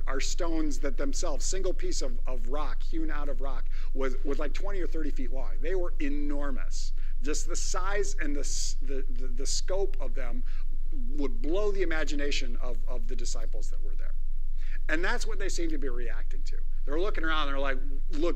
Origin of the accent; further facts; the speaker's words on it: Northwest Iowa, United States; I am a farm kid. I am a small town Iowa boy, born and raised